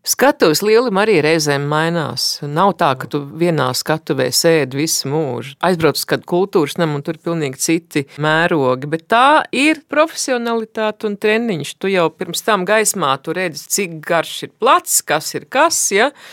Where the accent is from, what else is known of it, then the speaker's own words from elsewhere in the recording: Baldone, Latvia; esmu no Baldonas